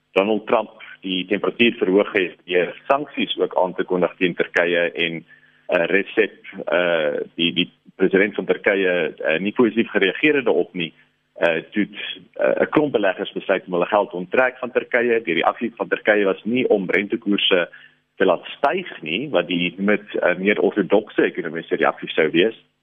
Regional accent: South Africa; ons as Suid-Afrikaners

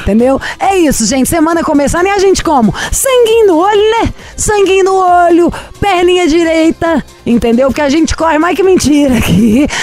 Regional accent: Belo Horizonte, Minas Gerais, Brazil; Sou de Belo Horizonte.

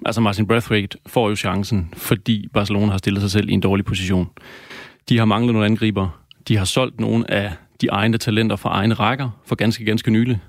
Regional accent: Denmark; os danskere

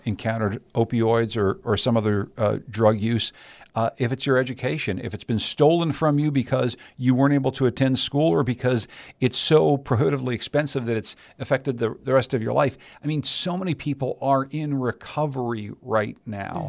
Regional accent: Pittsburgh, Pennsylvania, United States; moved away; I grew up in Pittsburgh, Pennsylvania

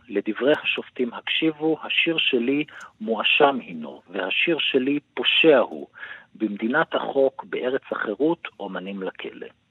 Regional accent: Tzippori, Northern District, Israel; אני במקור ממושב ציפורי

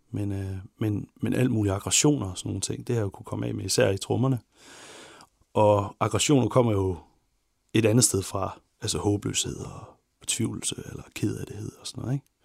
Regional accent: Ikast, Central Denmark Region, Denmark; also born or lived in Herning; Jeg kommer fra IKAST i Midtjylland.

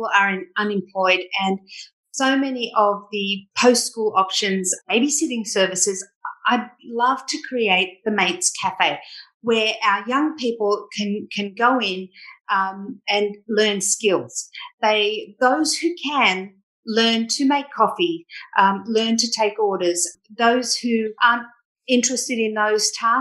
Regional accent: Sydney, New South Wales, Australia; I grew up in Bondi

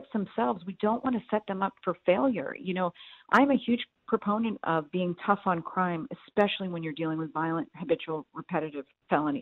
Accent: New England, United States; now in Houston, United States; I'm from New England

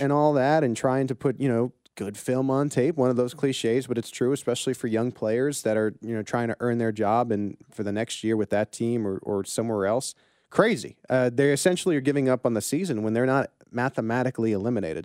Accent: the East, East Coast, United States; moved away as an adult; now in Kansas City, United States; I grew up in the East

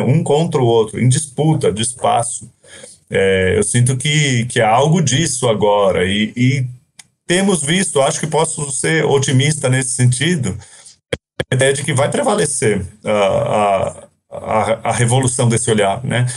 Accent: Brazil; passei a minha vida inteira aqui no Brasil quase

